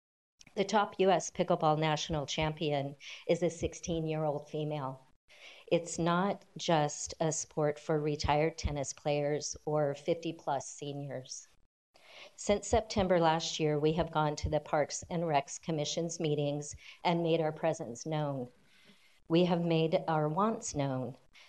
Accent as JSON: {"language": "English", "town": "Vacaville", "region": "California", "country": "United States", "tie": "born or raised there", "said": "I am proud of my hometown."}